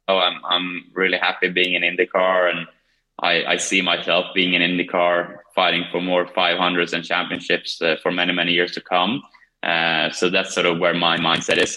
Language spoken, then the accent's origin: English; Kumla, Örebro County, Sweden; moved away; my hometown, Kumla